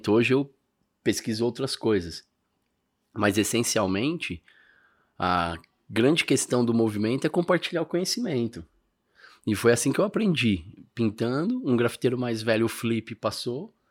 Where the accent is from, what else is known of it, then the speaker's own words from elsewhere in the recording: São Paulo, Brazil; Eu sou do Ipiranga. A gente tem o Basca da Tancredo ali.